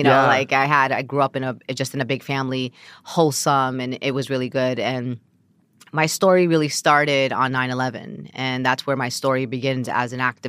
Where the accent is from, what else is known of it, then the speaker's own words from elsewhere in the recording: Brooklyn, New York, United States; Born and raised, bred, live Brooklyn.